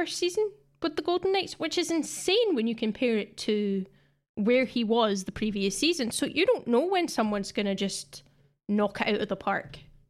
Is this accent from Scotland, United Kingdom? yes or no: yes; Scotland, United Kingdom; I don't know if you play Rounders in England, but it's definitely been like a staple of growing up in Scotland.